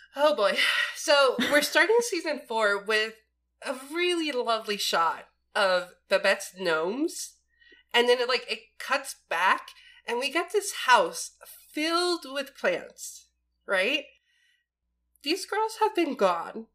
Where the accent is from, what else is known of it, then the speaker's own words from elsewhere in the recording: East Coast, United States; I'm born and raised East Coast